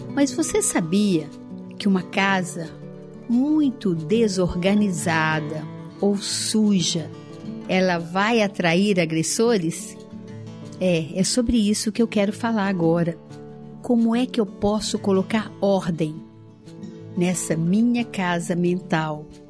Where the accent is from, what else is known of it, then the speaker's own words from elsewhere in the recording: Araújos, Minas Gerais, Brazil; quando eu era criança ainda, lá no interior de Minas, em Araújos, na cidade onde eu nasci